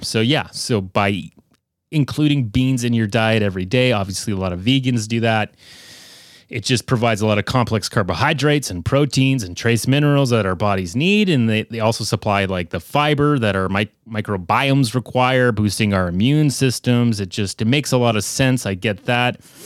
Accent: Canada

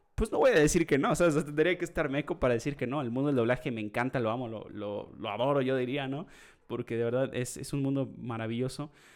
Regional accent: Mexico

